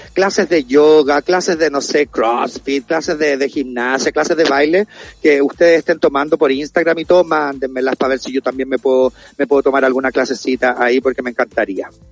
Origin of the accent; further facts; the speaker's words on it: Chile; como pueblo chileno